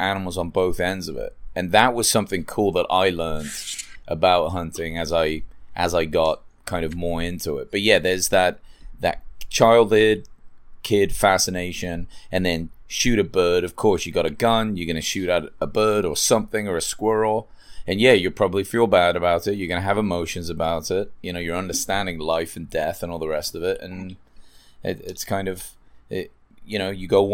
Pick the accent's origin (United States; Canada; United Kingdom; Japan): United Kingdom; England; moved away; I grew up in England with a vegetarian family